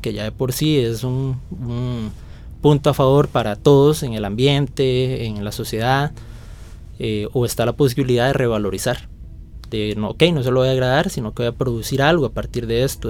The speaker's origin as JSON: {"language": "Spanish", "area": "León XIII", "region": "San José", "country": "Costa Rica", "tie": "born or raised there", "said": "provengo de la León 13, un barrio"}